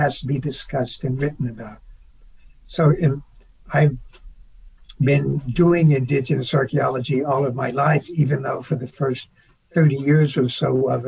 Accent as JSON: {"language": "English", "region": "Oklahoma", "country": "United States", "tie": "born or raised there", "moved": "yes", "lives_now": "Arizona, United States", "said": "Growing up in Oklahoma"}